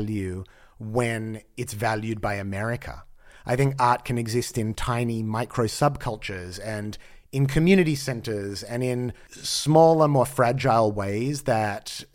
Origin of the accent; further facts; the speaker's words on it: Australia; now in United States; I grew up in Australia and it was a very homogenized white culture